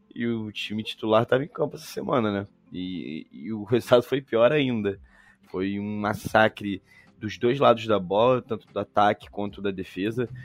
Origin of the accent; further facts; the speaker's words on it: Rio de Janeiro, Brazil; accent: carioca; meu sotaque de carioca